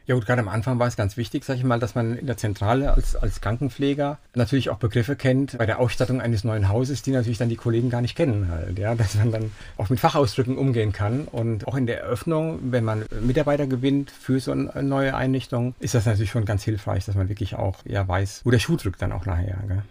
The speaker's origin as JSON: {"language": "German", "town": "Siegen", "region": "North Rhine-Westphalia", "country": "Germany", "tie": "born or raised there", "said": "Geboren in Siegen"}